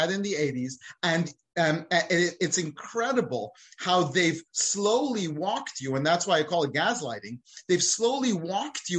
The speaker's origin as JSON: {"language": "English", "country": "United Kingdom", "moved": "yes", "lives_now": "United States", "said": "I'm British"}